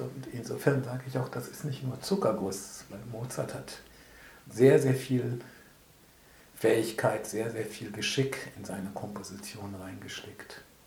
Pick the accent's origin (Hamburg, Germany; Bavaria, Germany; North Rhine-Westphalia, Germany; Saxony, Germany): North Rhine-Westphalia, Germany; Bonn; Ich bin gebürtiger Bonner